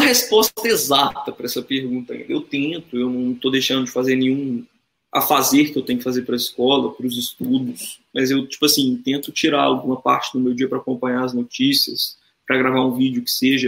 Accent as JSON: {"language": "Portuguese", "country": "Brazil", "also_born_or_lived": "Minas Gerais", "said": "a gente tem orgulho de ser brasileiro"}